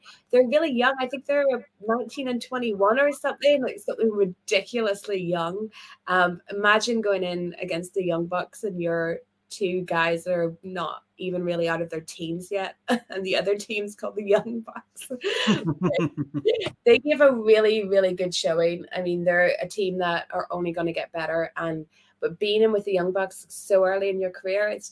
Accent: Belfast, Northern Ireland, United Kingdom; I'm from Belfast

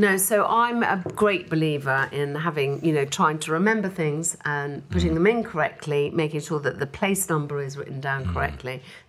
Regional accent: England, United Kingdom; we're English.

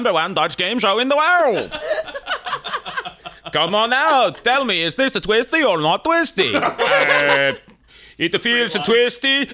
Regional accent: Canada; also born or lived in England; I was born in England. I was raised in Canada after the age of 5, but I grew up English in Canada because my parents were born in England in the 40s

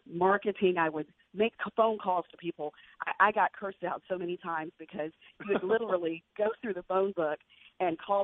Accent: Crystal Springs, Mississippi, United States; I grew up in Crystal Springs, Mississippi.

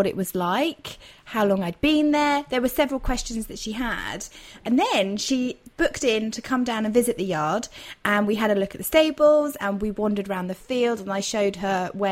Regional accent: Dorset, South West England, United Kingdom; moved away as an adult; I had to move back to my hometown in Dorset

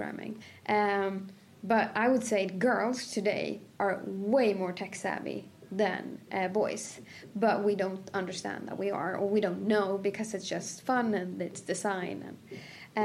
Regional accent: a village outside of Sandviken, Gävleborg County, Sweden; also born or lived in Cairo, Egypt; I was born and raised in a village outside of Sandviken, which is 2 hours

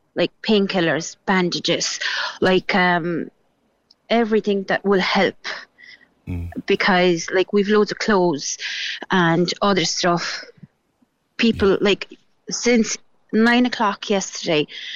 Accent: Gorzów Wielkopolski, Lubusz Voivodeship, Poland; English is a second language; now in Ireland; I'm from Gorzów, which is like 2 hours drive to Germany

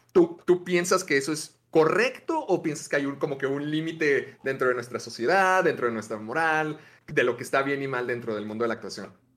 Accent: Mexico; lo que más llegué a ver de niño en, en Canal 5 acá en México

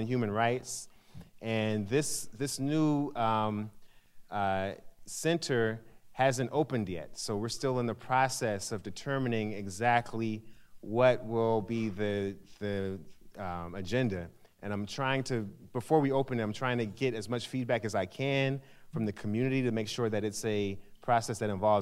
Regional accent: St. Louis, Missouri, United States; moved away; I'm from St. Louis

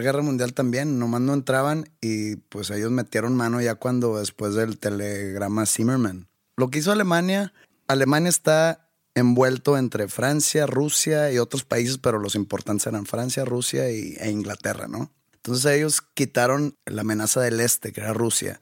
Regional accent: Monterrey, Nuevo León, Mexico; soy de aquí de Monterrey

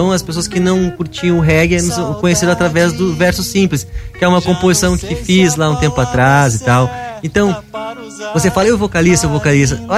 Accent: Porto Alegre, Rio Grande do Sul, Brazil; Cara, aconteceu que nós somos de Porto Alegre, somos provincianos, saca?

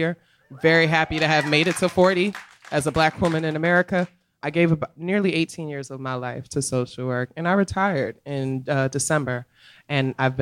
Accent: New York City, New York, United States; now in Philadelphia, United States; I'm originally from the Bronx

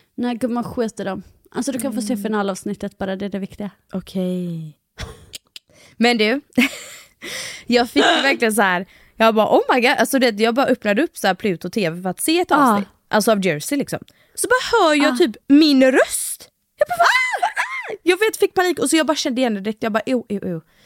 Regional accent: Halland County, Sweden; accent: halländska; när jag pratar med mina föräldrar och sånt, då pratar jag mycket mer halländska också.

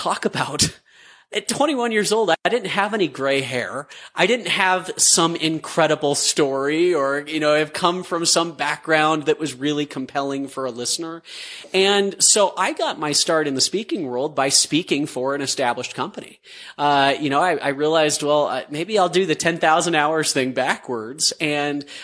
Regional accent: Utah, United States; growing up in Utah, the bubble, like a product there

